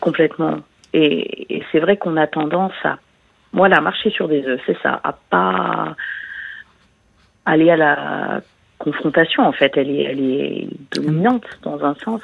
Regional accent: France; moved away; je suis française, mais j'habite à l'étranger.

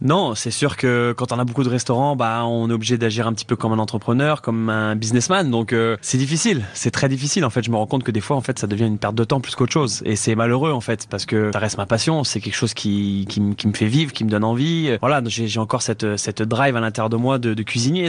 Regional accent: France; now in Canada; remettre mon empreinte, euh, dans mon pays natal

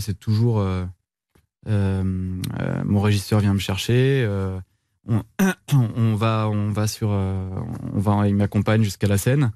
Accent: Brittany, France; Je suis un breton

